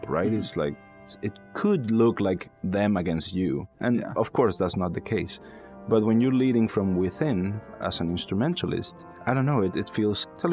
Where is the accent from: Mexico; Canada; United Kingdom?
Mexico; Mérida, Yucatán; moved away as an adult; also born or lived in Texas; now in Pittsburgh, United States; Mérida, my hometown